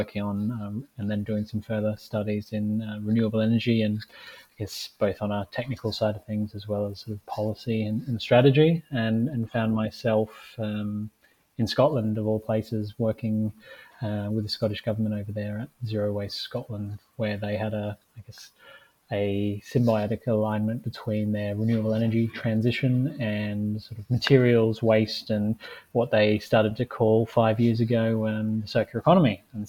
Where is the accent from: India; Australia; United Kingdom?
Australia; even though I'm technically Australian.